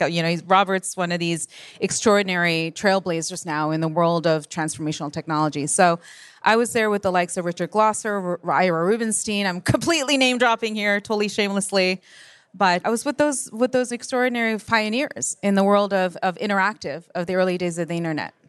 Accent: Japan; moved away; born and raised in Japan

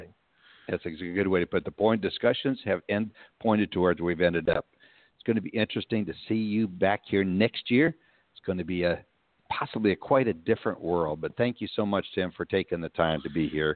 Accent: Texas, United States; being the gentleman we are from Texas

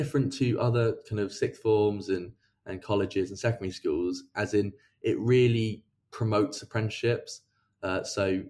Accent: Reading, South East England, United Kingdom; also born or lived in Exeter; I'm from Reading originally in the UK, which is kind of near London

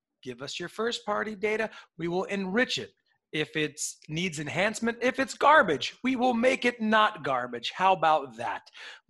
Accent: Port Chester, New York, United States; I'm from Portchester, right on the border there

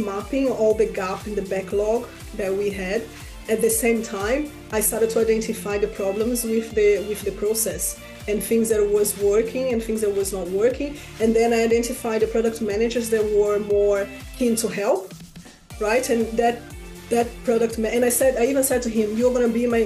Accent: Rio de Janeiro, Brazil; moved away as an adult; now in London, United Kingdom; back in Brazil. I'm from Rio de Janeiro.

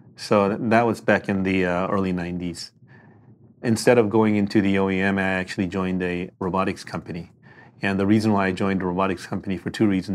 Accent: South Korea; moved away; also born or lived in Palo Alto / Detroit / Berkeley; I'm from Korea

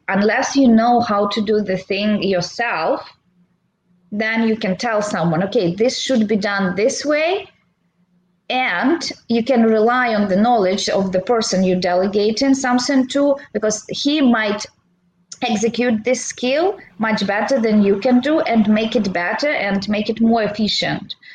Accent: Belarus; moved away as an adult; now in San Diego, United States; Originally, I'm from Belarus. It's uh, Eastern Europe.

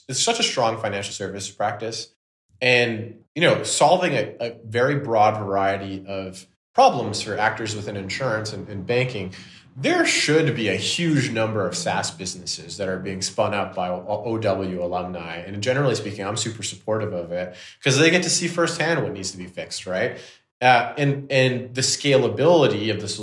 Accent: Canada; I'm Canadian

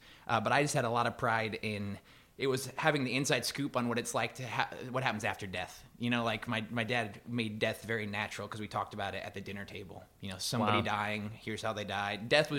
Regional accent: Goshen, Indiana, United States; Yeah, Goshen, Northern Indiana.

